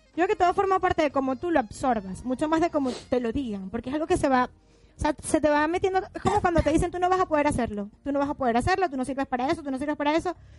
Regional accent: Venezuela; now in Argentina; somos venezolanas

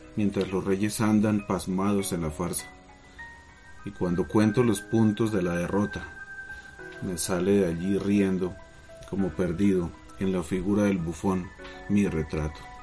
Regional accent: Zipaquirá, Cundinamarca, Colombia; soy de Zipaquirá

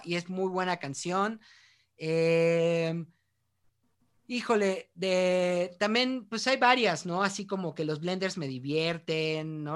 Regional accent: Mexico; somos mexicanos

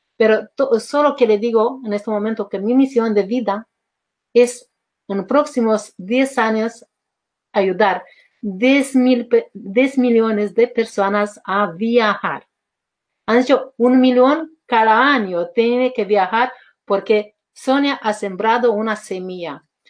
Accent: Romania; Spanish is a second language; moved away as an adult; now in Spain; yo me he llevado a mis dos hijos y me he ido en Constanza, que es Mar Negro

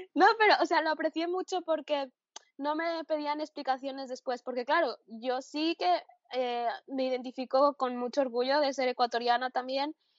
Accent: Barcelona, Catalonia, Spain; moved away as an adult; now in Tübingen, Germany; vengo de Barcelona

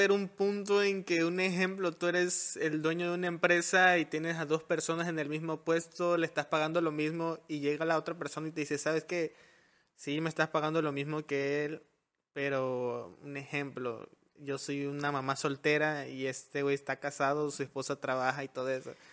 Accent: Mexico; Y creo que los mexicanos tenemos algo algo en eso de que somos un mexicano no le desea el crecimiento a otro mexicano.

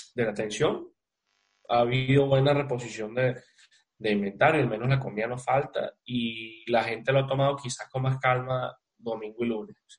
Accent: Venezuela; para nosotros en Venezuela

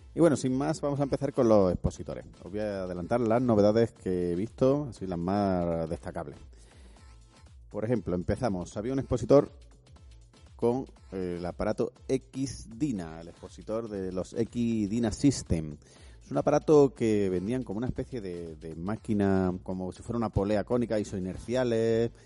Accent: Madrid, Community of Madrid, Spain; yo soy de Madrid

